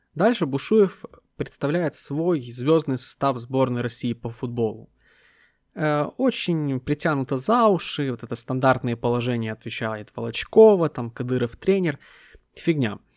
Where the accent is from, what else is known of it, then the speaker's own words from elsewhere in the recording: Ukraine; я украинец, который родился в 90-е